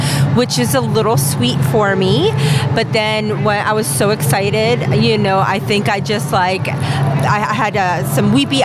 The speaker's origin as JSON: {"language": "English", "region": "New Jersey", "country": "United States", "moved": "yes", "lives_now": "Houston, United States", "said": "I currently reside in Houston, Texas, and I am originally from New Jersey"}